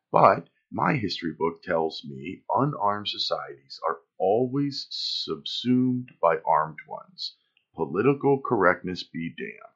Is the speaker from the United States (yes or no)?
yes; Watkins Glen, New York, United States; born there; also born or lived in California / Florida / Pennsylvania; I was born in Watkins Glen, New York lived in New York, California, Florida, and Pennsylvania before I graduated high school.